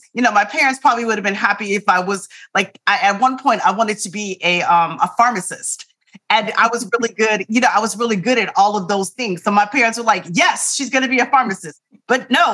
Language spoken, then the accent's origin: English; Tempe, Arizona, United States; I'm from Tempe, Arizona. It's hot in the summer times.